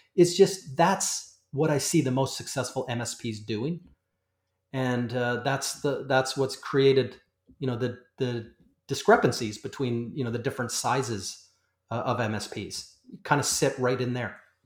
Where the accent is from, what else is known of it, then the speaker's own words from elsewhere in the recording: Canada; I'm a Canadian